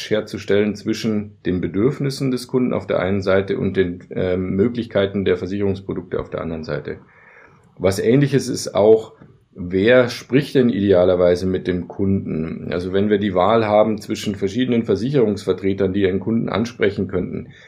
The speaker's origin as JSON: {"language": "German", "region": "Bavaria", "country": "Germany", "said": "ich komme selber aus Bayern, dass man vielleicht lieber mit einem Bayern spricht"}